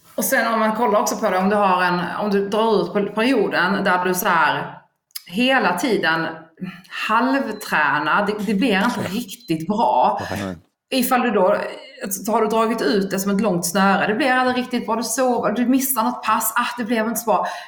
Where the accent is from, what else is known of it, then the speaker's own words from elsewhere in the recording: Skåne, Sweden; jag är ju då skåning